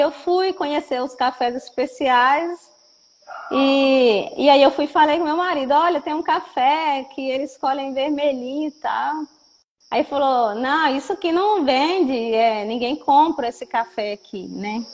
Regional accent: Matas de Minas, Minas Gerais, Brazil; somos das Matas de Minas

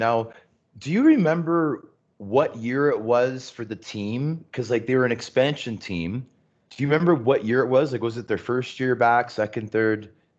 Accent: Toronto, Ontario, Canada; I'm growing up in Scarborough. Go to my local high school, right? Pope John Paul II on Military and Morningside.

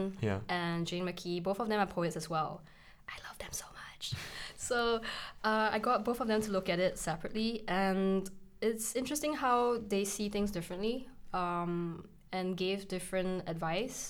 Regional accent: Singapore; now in Edinburgh, United Kingdom; I'm Chinese Singaporean

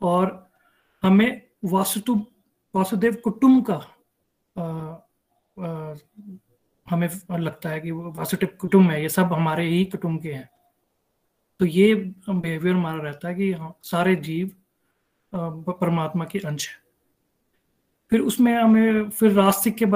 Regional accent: Denver, Colorado, United States; now in Denver, United States; हरी हरी बोल everyone … Denver Colorado से हूँ

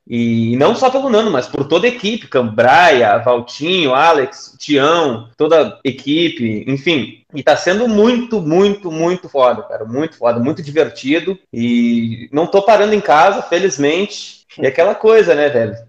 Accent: Porto Alegre, Rio Grande do Sul, Brazil; Porque é minha cidade natal

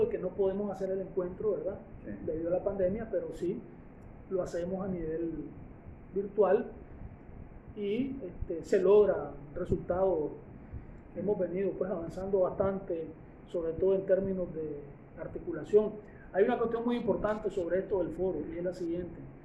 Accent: Nicaragua

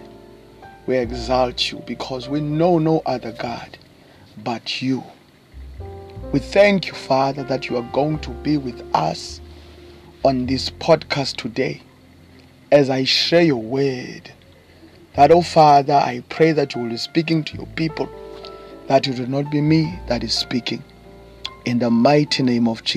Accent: East London, Eastern Cape, South Africa; I come all the way from South Africa, by the way, to those who don't know, in the Eastern Cape province, in a small town called East London.

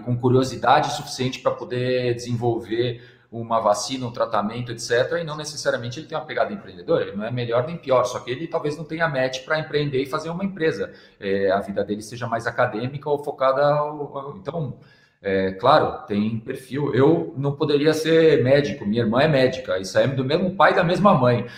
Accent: São Paulo, Brazil; eu sou paulista

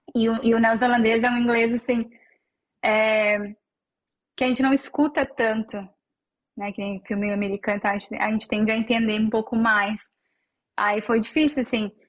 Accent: Novo Hamburgo, Rio Grande do Sul, Brazil; first language Portuguese; moved away as an adult; now in New Zealand; eu sou de Novo Hamburgo, no Rio Grande do Sul

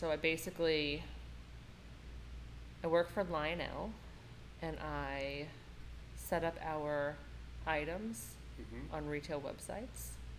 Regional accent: Long Island, New York, United States; Long Island.

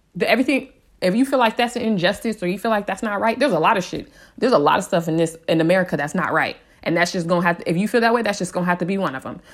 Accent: San Diego, California, United States; I was raised in San Diego

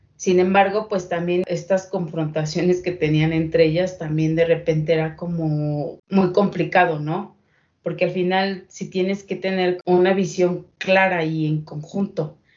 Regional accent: Mexico

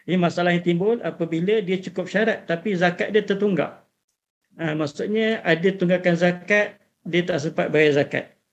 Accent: Malaysia; Kira, kalau kita sebagai orang Malaysia ni kebanyakannya memang syafi'i lah.

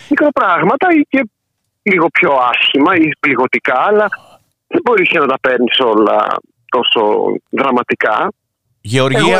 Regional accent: Ioannina, Epirus, Greece; moved away as an adult; now in Berlin, Germany; μεγάλωσα στα Γιάννενα, να το σημειώσω αυτό.

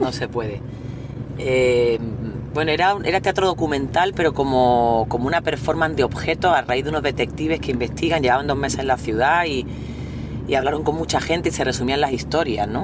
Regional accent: Andújar, Andalusia, Spain; moved away; also born or lived in Cádiz; nosotras no somos de Cádiz y, nosotras somos de Jaén, de Andújar

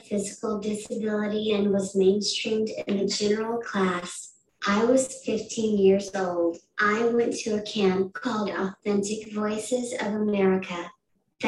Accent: Decatur, Iowa, United States; now in Madison, United States; I'm from Decatur, Iowa

